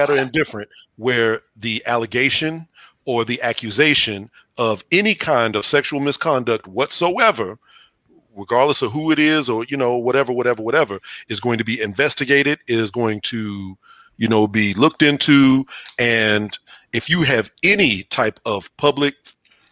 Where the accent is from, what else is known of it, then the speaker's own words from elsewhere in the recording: Houston, Texas, United States; I'm from Houston